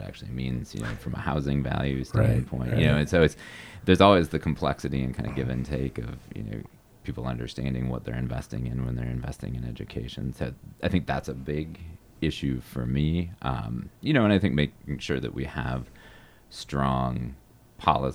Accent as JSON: {"language": "English", "town": "Minneapolis", "region": "Minnesota", "country": "United States", "tie": "born or raised there", "lives_now": "Northfield, United States", "said": "I grew up in Minneapolis, went to Washburn High School"}